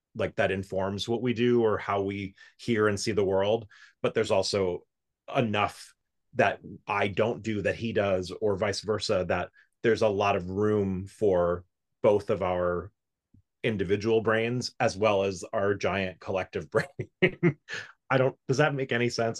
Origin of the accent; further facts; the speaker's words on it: South Florida, United States; moved away; also born or lived in New York; I grew up in South Florida